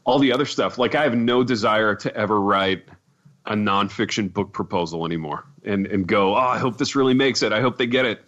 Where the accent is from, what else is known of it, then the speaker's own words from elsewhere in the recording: Indiana, United States; growing up in Indiana